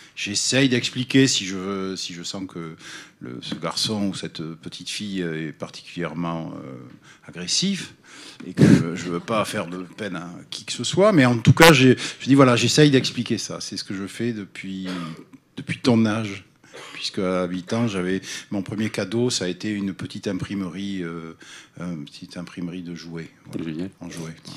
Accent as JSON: {"language": "French", "town": "Bordeaux", "region": "Nouvelle-Aquitaine", "country": "France", "said": "Je suis bordelais"}